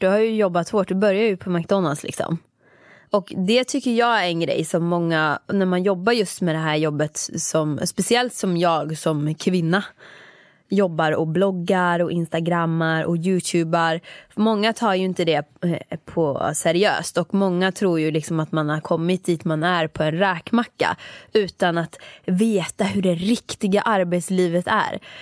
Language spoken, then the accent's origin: Swedish; Åmål, Västra Götaland, Sweden; moved away as an adult; jag jobbade där mellan jag var 15 år tills jag flyttade från Åmål när jag var 18